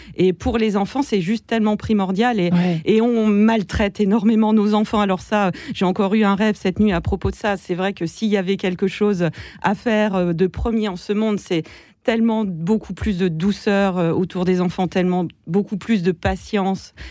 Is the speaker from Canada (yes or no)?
no; eastern France, France; je viens de l'Est de la France